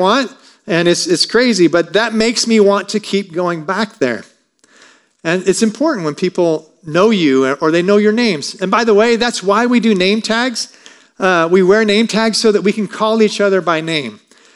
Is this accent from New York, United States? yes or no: no; Michigan, United States; I grew up in the country between Centerville and Sturgis